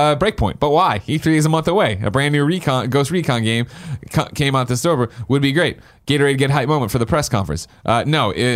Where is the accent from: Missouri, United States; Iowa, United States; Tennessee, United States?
Missouri, United States; I'm from Mizzou.